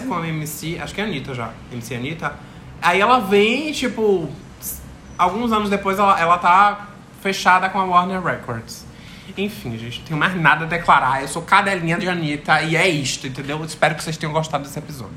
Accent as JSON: {"language": "Portuguese", "town": "Salvador", "region": "Bahia", "country": "Brazil", "said": "eu, como baiano, que nunca pisei no Rio de Janeiro"}